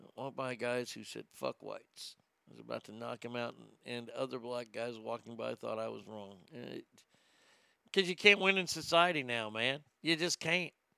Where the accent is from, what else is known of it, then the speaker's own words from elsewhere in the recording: Texas, United States; my home state of Texas.